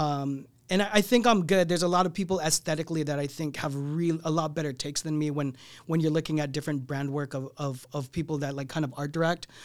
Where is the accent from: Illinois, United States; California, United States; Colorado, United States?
California, United States; San Diego; moved away as an adult; also born or lived in Torrance; now in Los Angeles, United States; I grew up in San Diego